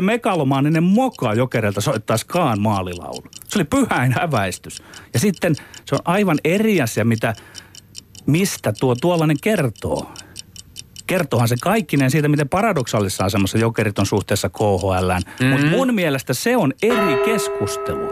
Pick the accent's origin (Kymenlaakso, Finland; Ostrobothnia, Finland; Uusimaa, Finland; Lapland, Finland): Ostrobothnia, Finland; meillä Pohjanmaalla on tapana